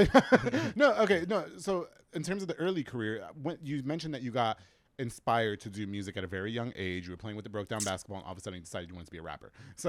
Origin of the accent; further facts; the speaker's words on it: New York, United States; Okay, yeah, I didn't grow up here, so that, yeah. Oh, okay. You know, I'm from New York. We watched 8 Mile, and we all thought we were rappers.